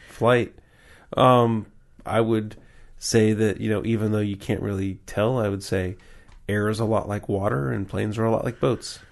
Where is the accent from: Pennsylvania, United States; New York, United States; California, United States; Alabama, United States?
Pennsylvania, United States; Pittsburgh; I'm from Pittsburgh